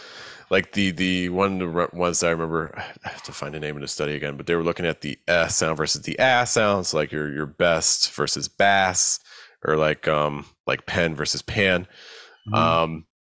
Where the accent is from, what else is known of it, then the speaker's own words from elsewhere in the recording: Brooklyn, New York, United States; You know, I grew up in Brooklyn.